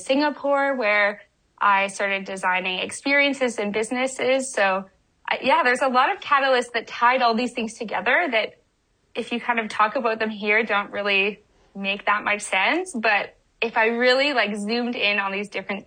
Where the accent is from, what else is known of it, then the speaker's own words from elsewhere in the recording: Winnipeg, Manitoba, Canada; now in California, United States; I grew up in Winnipeg, or just outside Winnipeg